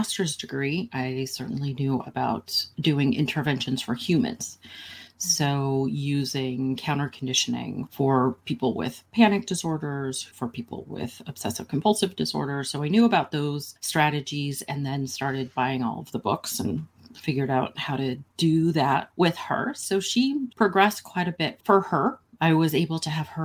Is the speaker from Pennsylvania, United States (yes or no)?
no; Santa Cruz, California, United States; also born or lived in San Francisco; I grew up in Santa Cruz and left Santa Cruz when I was 18, moved to San Francisco